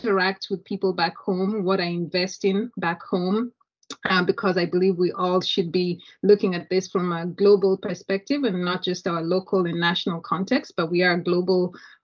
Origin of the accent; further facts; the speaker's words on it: Kenya; moved away as an adult; now in United States; I was born and raised in Kenya, immigrated to the United States many years ago